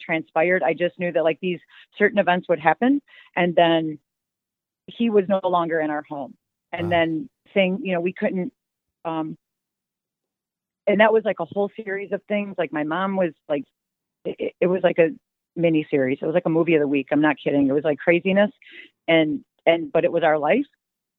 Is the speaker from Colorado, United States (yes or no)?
no; Dubuque, Iowa, United States; I'm from a small town. It's called Dubuque, Iowa. It's right on the Mississippi River, pretty small. When I grew up, it was pretty much, it was like many Midwest towns.